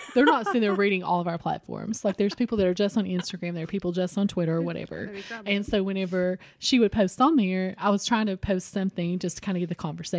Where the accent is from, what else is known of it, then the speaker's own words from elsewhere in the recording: Harlan, Kentucky, United States; And where I grew up in Harlan, Middlesboro was like 30 minutes outside of Harlan, and they had more going on